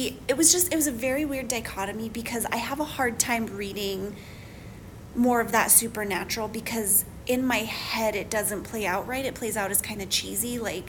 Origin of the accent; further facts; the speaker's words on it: Santa Fe and Albuquerque, New Mexico, United States; I'm from New Mexico. So I grew up in Santa Fe and Albuquerque, and I've been to Pecos many times.